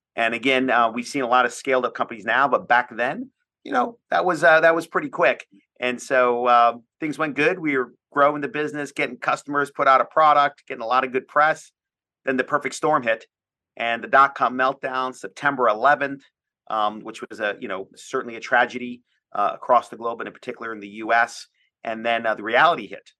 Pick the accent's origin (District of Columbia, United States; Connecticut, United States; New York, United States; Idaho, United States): District of Columbia, United States; Washington; I'm from the Washington, D C area